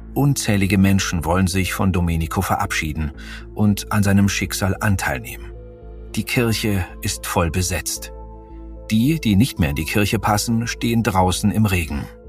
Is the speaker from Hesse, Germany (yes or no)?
no; Munich, Bavaria, Germany; hier in meiner Heimatstadt München